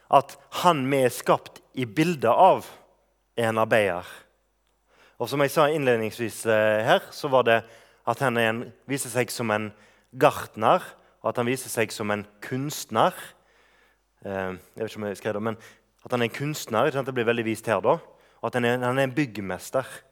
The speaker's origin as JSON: {"language": "Norwegian", "town": "Bømlo", "region": "Vestland", "country": "Norway", "tie": "born or raised there", "moved": "yes", "said": "er lenge siden jeg har bodd hjemme på Bømlo"}